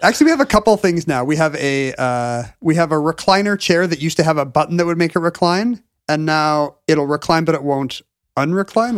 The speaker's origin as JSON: {"language": "English", "country": "South Korea", "tie": "born or raised there", "moved": "yes", "said": "growing up in South Korea in the early to mid-eighties"}